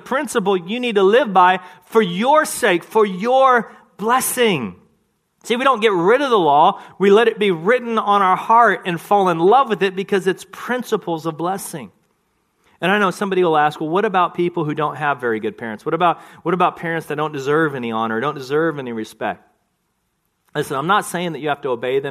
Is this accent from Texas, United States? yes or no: yes; Texas, United States; I grew up in Texas